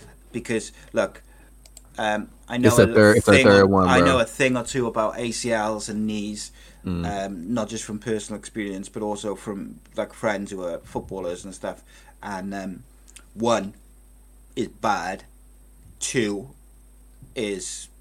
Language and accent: English; Wales, United Kingdom; I'm a Welshman